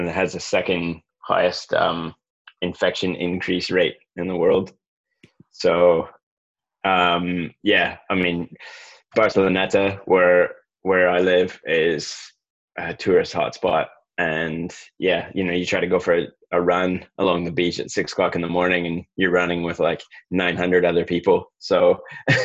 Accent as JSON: {"language": "English", "area": "Lake Erie, Great Lakes", "region": "Ontario", "country": "Canada", "tie": "born or raised there", "also_born_or_lived": "Scotland / Blenheim, New Zealand", "moved": "as an adult", "said": "I grew up on the Great Lakes in Canada. So I grew up on Lake Erie"}